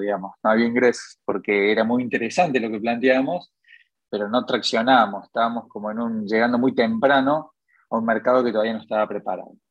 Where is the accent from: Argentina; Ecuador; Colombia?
Argentina; Córdoba; Yo soy nacido aquí en Córdoba